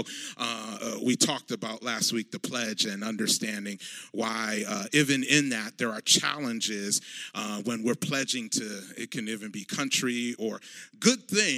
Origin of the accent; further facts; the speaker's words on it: Ghana; those of you who know my home country of Ghana